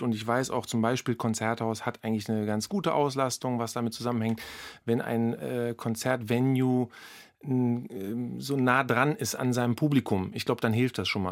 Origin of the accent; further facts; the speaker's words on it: Berlin, Germany; als Berliner